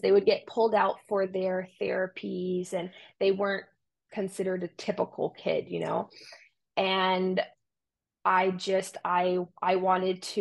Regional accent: Romania; moved away; I grew up in Romania

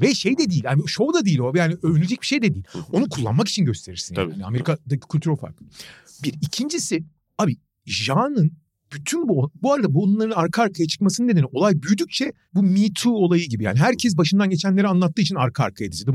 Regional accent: Turkey

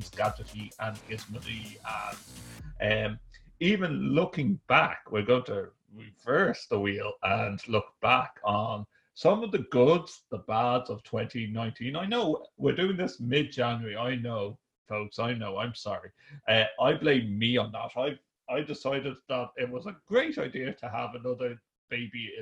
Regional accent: Ireland; we're Irish folk

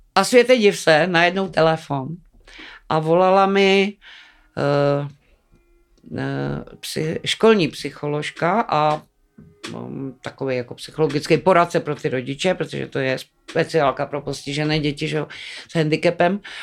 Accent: Czechia; also born or lived in Karviná / Dačice; já jsem vyrůstala na vsi, měla jsem na starosti brášku, to bylo moje první dítě. Mm. Bráchovi bylo Půl roku mě devět a půl, když jsme se přistěhovali z Karviné

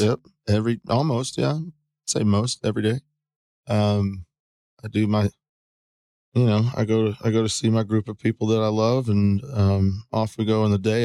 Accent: San Antonio, Texas, United States; I was born in San Antonio, Texas, April fifth, nineteen seventy-two

